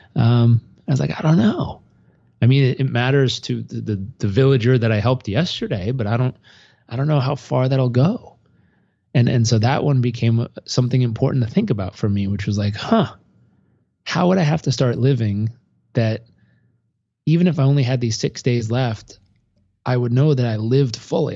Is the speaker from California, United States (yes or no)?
yes; San Diego, California, United States; also born or lived in Los Angeles; I grew up in Southern California, uh, born in Los Angeles, grew up in San Diego